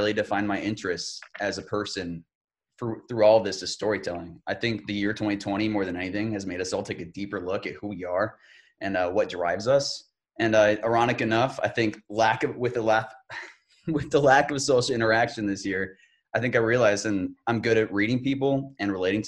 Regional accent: Tucson, Arizona, United States; also born or lived in Springfield, Illinois; I was born in Springfield, Illinois. I moved to Tucson at the young age of four, and ever since then, I've gone to school

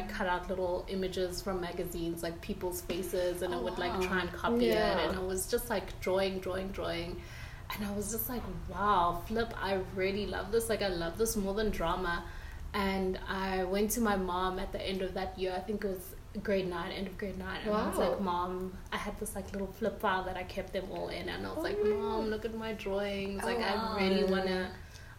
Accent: Pretoria, Gauteng, South Africa; I grew up in Pretoria

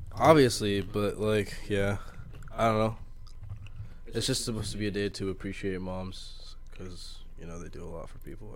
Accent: New York, United States; I grew up in Harlem

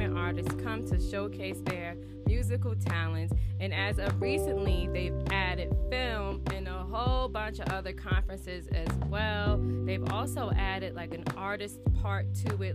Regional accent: New Jersey, United States; I'm from Jersey, and yes, we have a distinct accent

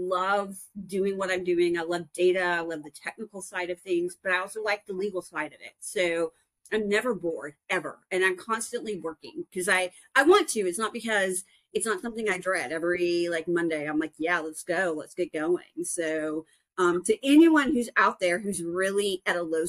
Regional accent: Dallas-Fort Worth area, Texas, United States; moved away as an adult; also born or lived in New Orleans / Arkansas; I'm originally from the Dallas-Fort Worth area

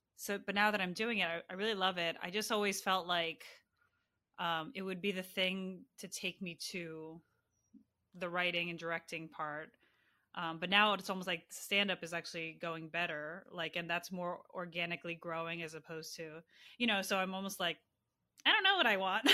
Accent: Maryland, United States; I grew up in Maryland, right outside D C.

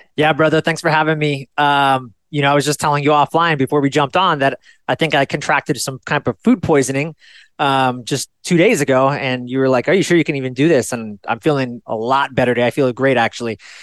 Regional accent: Fairfield, California, United States; I was born in Fairfield, California. It's a small suburban town

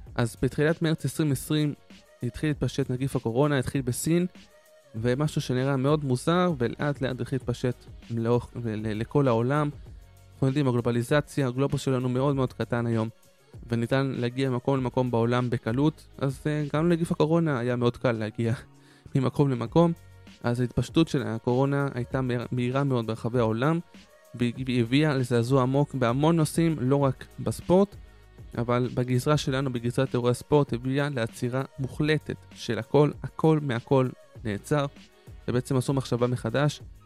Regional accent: Israel; לנו כישראלים וכיהודים

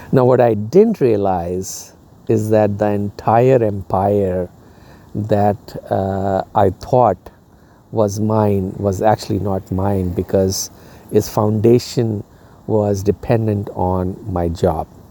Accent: India; moved away as an adult; now in United States; where I was growing up in India

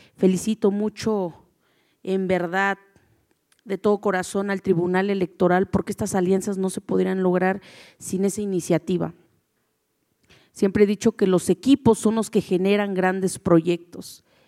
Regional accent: Oaxaca, Mexico; como buen mexicano y como buen, en mi caso, como buena oaxaqueña

